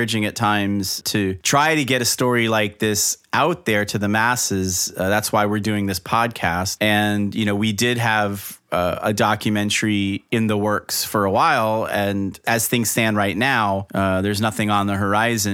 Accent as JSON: {"language": "English", "region": "South Florida", "country": "United States", "tie": "born or raised there", "said": "growing up in South Florida"}